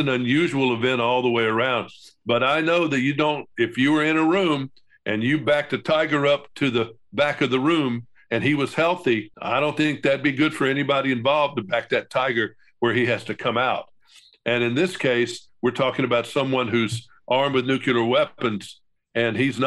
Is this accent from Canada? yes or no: no; Montgomery, Alabama, United States; I'm from Montgomery, Alabama. My father was a judge